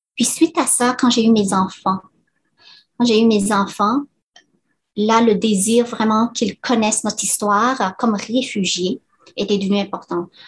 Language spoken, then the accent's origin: French; Laos; moved away; mes parents et ainsi que moi et mes, frères et sœurs sont nés au Laos